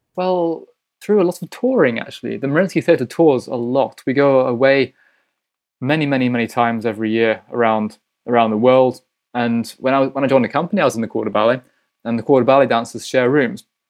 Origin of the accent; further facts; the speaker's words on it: Hull, Yorkshire and the Humber, United Kingdom; now in St. Petersburg, Russia; I'm from Hull, which is in East Yorkshire.